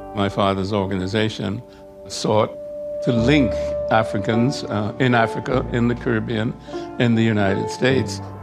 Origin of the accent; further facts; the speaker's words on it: London, Ontario, Canada; I grew up in London, Ontario